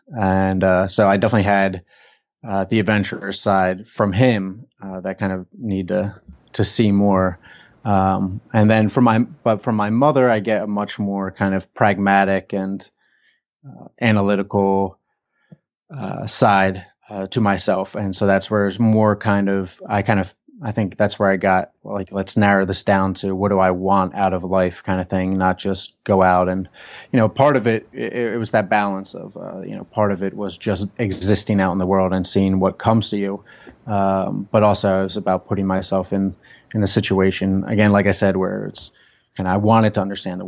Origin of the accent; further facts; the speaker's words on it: New Jersey, United States; Just suburban New Jersey family, right outside Philly.